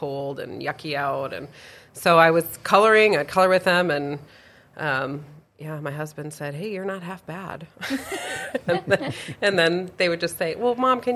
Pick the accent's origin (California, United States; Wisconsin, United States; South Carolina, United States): Wisconsin, United States; Milwaukee; moved away as an adult; also born or lived in Cavalier, North Dakota / Alabama / Omaha, Nebraska; now in Grand Forks, United States; born and raised in the Milwaukee area